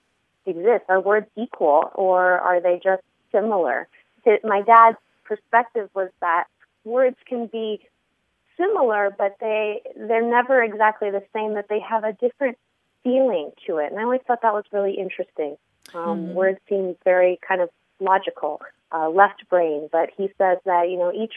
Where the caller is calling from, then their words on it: San Diego, California, United States; I'm calling from San Diego